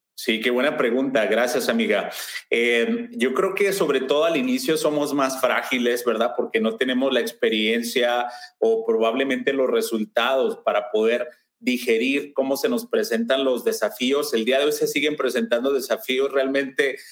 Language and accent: Spanish; Mexico; now in Lakewood, United States; yo soy mexicano, si ya se alcanzaron a percatar del acento, y, tengo eh, eh, ya la mayor parte de mi vida en Estados Unidos